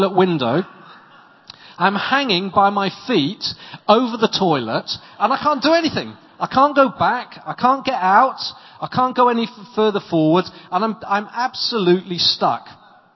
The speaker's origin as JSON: {"language": "English", "region": "South Wales valleys", "country": "United Kingdom", "moved": "yes", "lives_now": "Winchester, United Kingdom", "said": "I come from South Wales, in the South Wales valleys"}